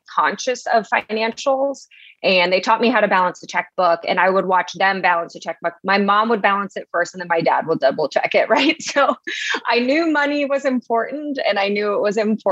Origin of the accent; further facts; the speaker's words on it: Las Vegas, Nevada, United States; now in Austin, United States; growing up in Vegas